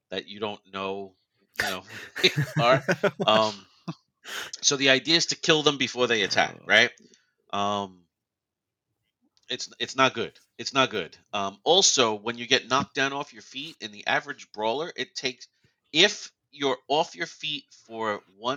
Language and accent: English; New York, United States; growing up in New York